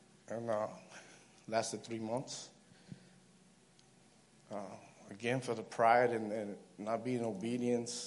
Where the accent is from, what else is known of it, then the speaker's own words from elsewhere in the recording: New York City, New York, United States; I was raised in Brooklyn